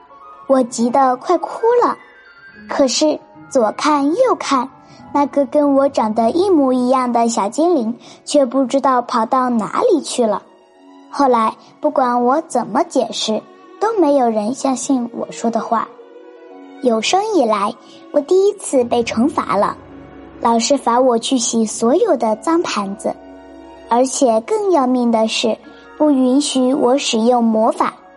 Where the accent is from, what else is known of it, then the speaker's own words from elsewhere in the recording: Ganzhou, Jiangxi, China; 我是来自江西省赣州市的